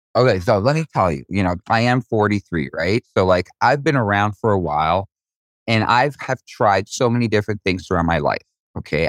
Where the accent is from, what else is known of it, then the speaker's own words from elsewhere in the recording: Israel; I was born in Israel.